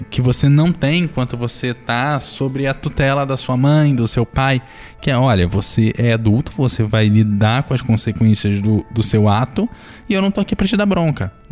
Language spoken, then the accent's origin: Portuguese; Rio de Janeiro, Brazil; moved away as an adult; Eu tô aqui no Espírito Santo, mas eu sou carioca. E eu, quando eu vim fazer a faculdade, não, não tem jeito.